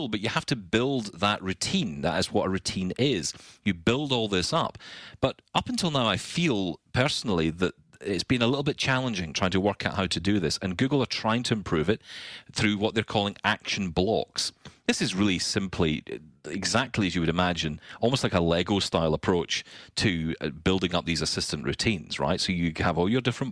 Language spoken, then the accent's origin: English; Scotland, United Kingdom; I'm Scottish